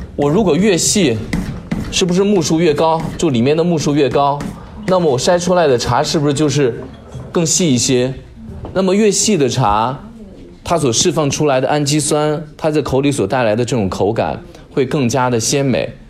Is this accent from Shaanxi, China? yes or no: yes; Shaanxi, China; 说到我老家，因为我我是陕西人